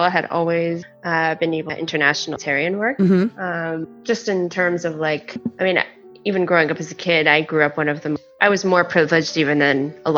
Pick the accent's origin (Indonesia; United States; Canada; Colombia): Canada; as Canadian citizens